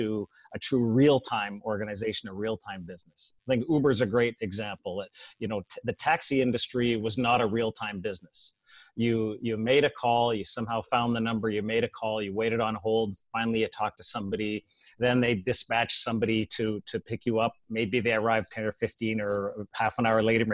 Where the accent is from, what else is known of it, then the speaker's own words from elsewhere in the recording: Canada; moved away; Being a Canadian, I guess we all, you know, we all watch Formula One up there.